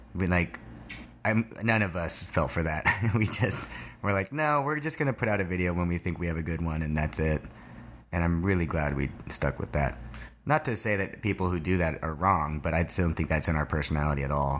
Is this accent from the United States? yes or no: yes; Thousand Oaks, California, United States; I'm from, uh, Thousand Oaks, California, which is about an hour north of here